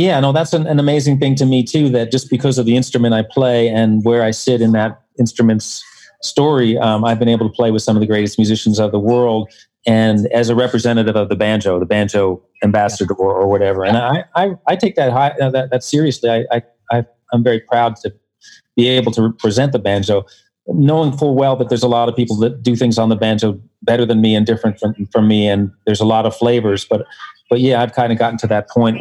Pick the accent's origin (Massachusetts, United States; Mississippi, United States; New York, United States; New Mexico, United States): New York, United States; New York City; I'm a New York City guy. I grew up on the Upper West Side